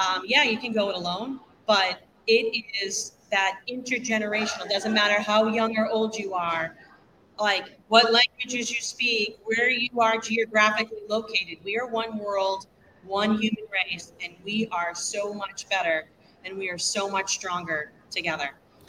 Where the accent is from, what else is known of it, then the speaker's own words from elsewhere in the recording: Boston, Massachusetts, United States; I'm from Boston, just like you.